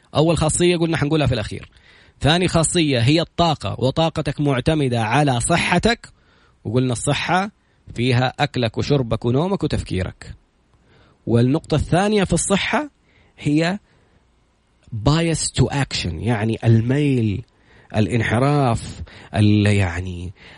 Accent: Saudi Arabia; إحنا كسعوديين

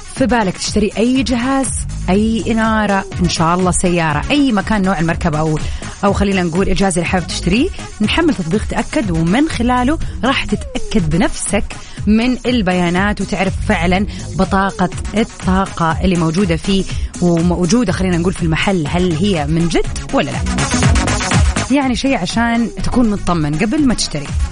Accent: Saudi Arabia; عندنا في السعوديه

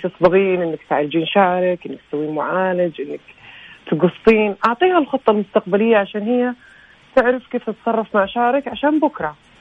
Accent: Saudi Arabia; عندنا في السعوديه

